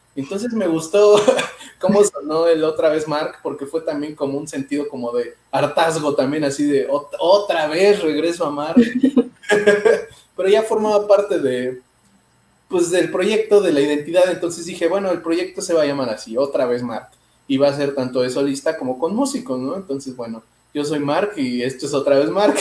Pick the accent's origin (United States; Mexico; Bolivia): Mexico; Mexico City; Soy de la Ciudad de México